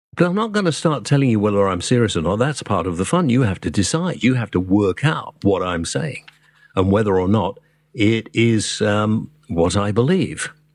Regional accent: Wales, United Kingdom; moved away; I'm a Welshman

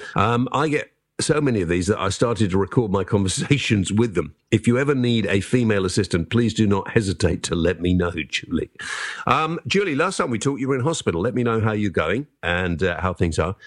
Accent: Wales, United Kingdom; As a Welshman myself

